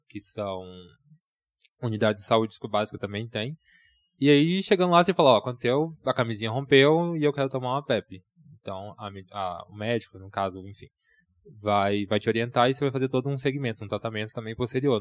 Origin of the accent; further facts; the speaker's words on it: Nova Lima, Minas Gerais, Brazil; also born or lived in Belo Horizonte / São Paulo; mineiro, sou de Nova Lima